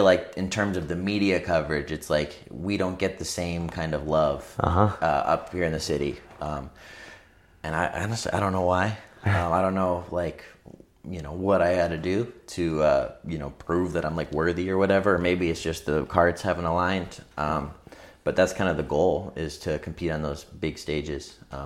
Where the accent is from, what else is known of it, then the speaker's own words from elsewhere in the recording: England, United Kingdom; moved away; I was born in England